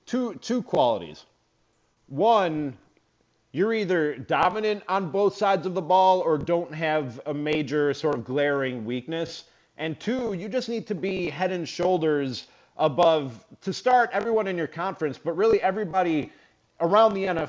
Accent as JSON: {"language": "English", "town": "Chicago", "region": "Illinois", "country": "United States", "tie": "born or raised there", "said": "I'm a Bears fan, born and raised in Chicago"}